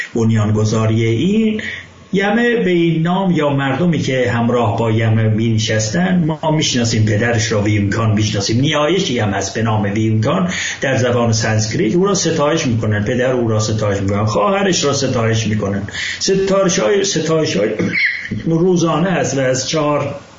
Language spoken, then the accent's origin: Persian; Ardabil, Ardabil Province, Iran; من اردبیلی هستم